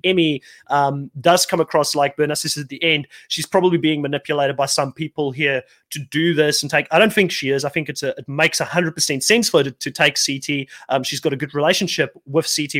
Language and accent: English; South Africa; growing up in South Africa